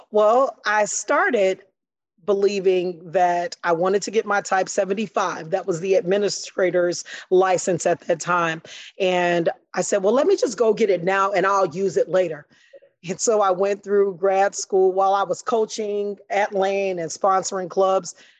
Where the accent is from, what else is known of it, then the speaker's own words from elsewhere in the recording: Chicago, Illinois, United States; I grew up on the west side of Chicago.